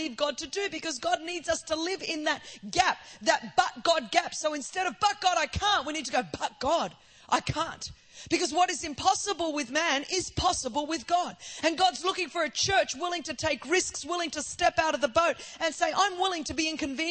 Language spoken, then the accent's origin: English; Sydney, New South Wales, Australia; first language Greek; English is a second language; I grew up in a background in Sydney, Australia. You know, I grew up second generation migrant Greek